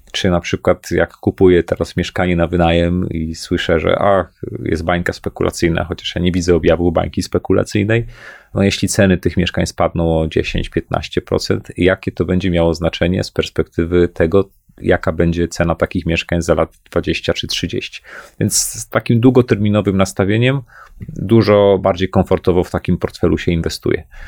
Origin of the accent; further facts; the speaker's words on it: Poland; Pochodzę z Polski, zarabiam w złotówkach